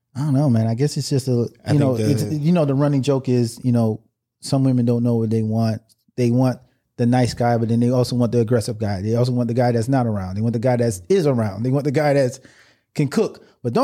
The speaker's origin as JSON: {"language": "English", "town": "Miami", "region": "Florida", "country": "United States", "said": "I was from Miami"}